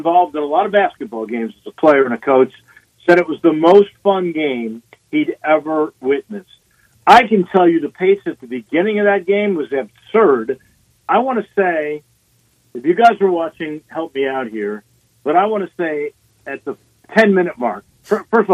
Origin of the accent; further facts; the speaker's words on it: Chicago, Illinois, United States; also born or lived in Rocky Mountains / Steamboat Springs, Colorado; now in Memphis, United States; I grew up in Chicago